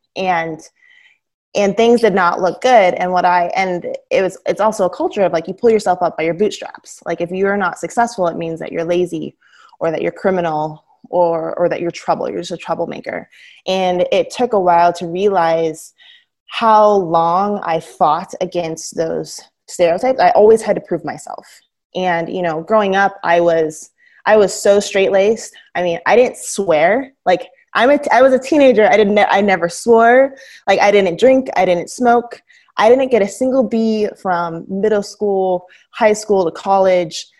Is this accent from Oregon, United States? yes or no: yes; Southern Oregon, United States; growing up in Southern Oregon